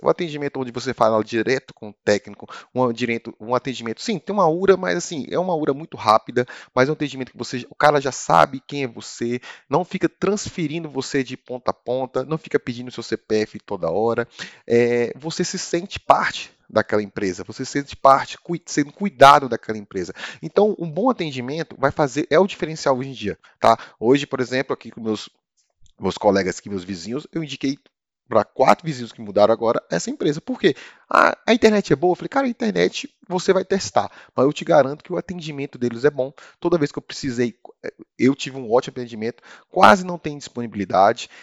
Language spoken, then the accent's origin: Portuguese; Brasília, Federal District, Brazil; Sou de Brasília, ou seja, sou brasiliense